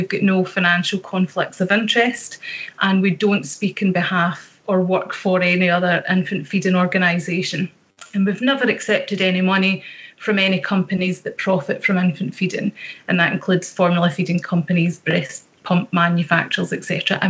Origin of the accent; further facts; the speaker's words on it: Ayrshire, Scotland, United Kingdom; accent: Ayrshire; if anybody would like me to clarify anything in my lovely Ayrshire accent, I will do so.